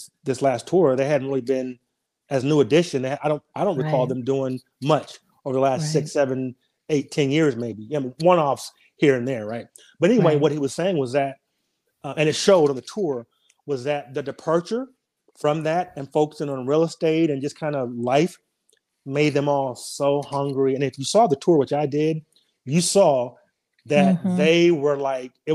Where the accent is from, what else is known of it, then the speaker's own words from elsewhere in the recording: Denver, Colorado, United States; moved away as an adult; now in Nashville, United States; I grew up in Denver